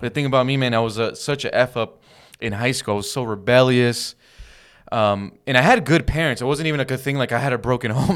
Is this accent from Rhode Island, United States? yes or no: no; Downey, California, United States; we grew up in Downey, California